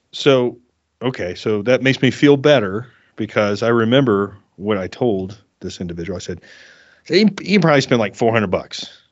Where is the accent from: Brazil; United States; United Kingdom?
United States; South Carolina; moved away as an adult; also born or lived in Orange County, California; now in Colorado, United States; I grew up in South Carolina, and then I moved to Southern California